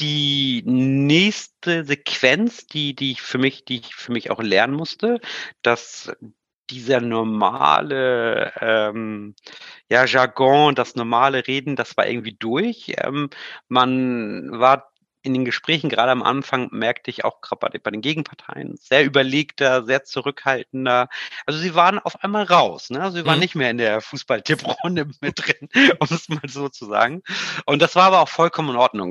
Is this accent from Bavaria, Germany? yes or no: no; Hamburg, Germany; ich komme ja ursprünglich aus Hamburg